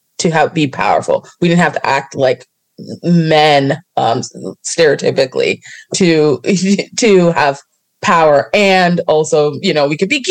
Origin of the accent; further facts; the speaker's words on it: Toronto, Ontario, Canada; I'm from Toronto, you know, and specifically Scarborough